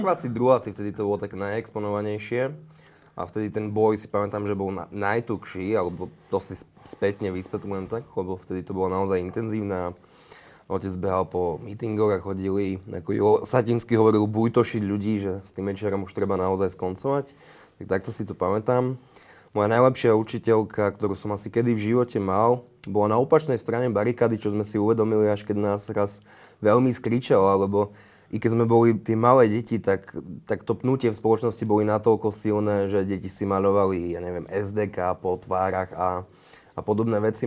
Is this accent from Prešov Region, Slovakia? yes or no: yes; Levoča, Prešov Region, Slovakia; Ja som vyrastal v Levoči